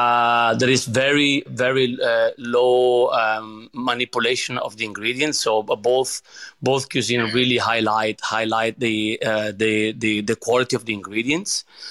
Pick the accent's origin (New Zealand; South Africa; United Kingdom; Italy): Italy; Padua, Veneto; born there; English is a second language; So I was born in Padova, which is a small town in the Veneto region, right in the middle between Venice and Verona.